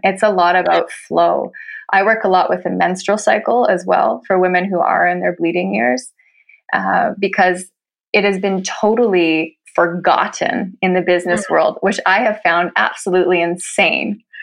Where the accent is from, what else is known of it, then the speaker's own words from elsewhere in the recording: Canada; moved away as an adult; now in Norway; I'm a Canadian who's been living in Norway for nine years.